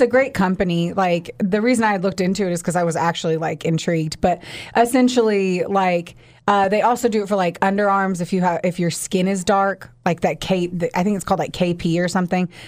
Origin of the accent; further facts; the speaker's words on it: Southern Indiana, United States; also born or lived in Florida; now in Kentucky, United States; I, too, was a s, a Southern Indiana girl